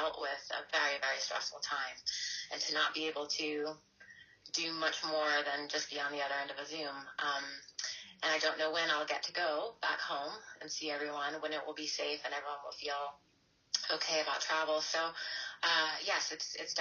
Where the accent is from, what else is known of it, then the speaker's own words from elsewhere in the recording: United States; moved away as an adult; also born or lived in New York; now in London, United Kingdom; my children are very British and I'm very American